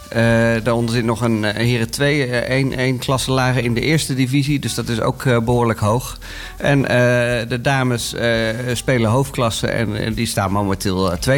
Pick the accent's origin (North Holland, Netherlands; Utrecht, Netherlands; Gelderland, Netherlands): Utrecht, Netherlands; Bunnik; now in Houten, Netherlands; vroeger handbal in, uh, in Bunnik, waar ik vandaan kom, maar al heel lang inmiddels in Houten woon.